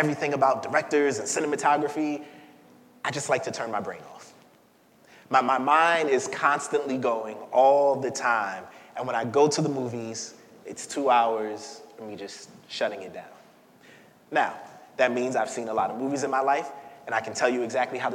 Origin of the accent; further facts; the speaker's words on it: New York City, New York, United States; I'm from Crown Heights, and I'm from Crown Heights back when it was Crown Heights